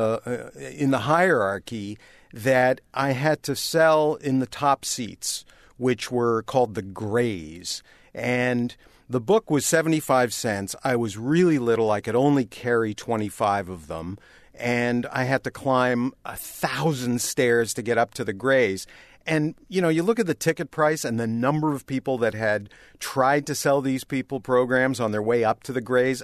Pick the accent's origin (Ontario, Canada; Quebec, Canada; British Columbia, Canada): Ontario, Canada; Toronto; moved away as an adult; growing up in Canada